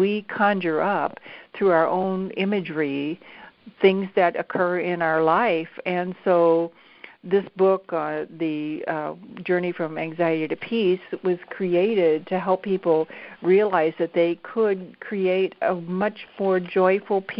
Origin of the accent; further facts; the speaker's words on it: St. Louis, Missouri, United States; was raised in St. Louis